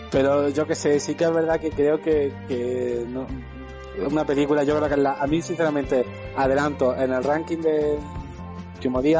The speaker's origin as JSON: {"language": "Spanish", "country": "Argentina", "said": "Y si además yo soy argentino, y dice, pero además que yo venía de."}